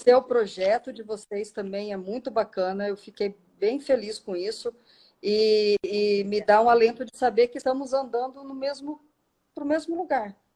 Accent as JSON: {"language": "Portuguese", "country": "Germany", "said": "Eu sou alemão, mas enfim."}